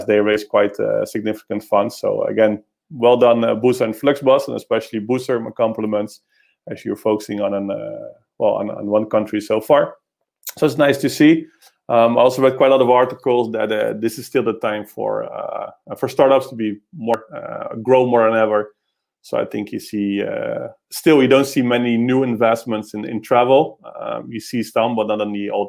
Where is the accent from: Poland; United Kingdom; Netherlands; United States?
Netherlands; moved away; I'll go back to my hometown, to the Netherlands